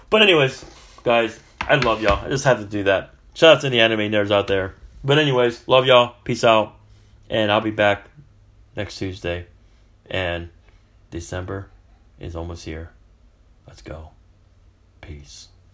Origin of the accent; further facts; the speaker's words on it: California, United States; moved away; I'm from California